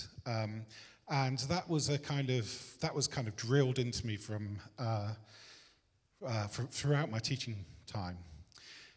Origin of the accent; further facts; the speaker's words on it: Bristol, South West England, United Kingdom; I was born in Bristol in a working class family just on the outskirts of Bristol.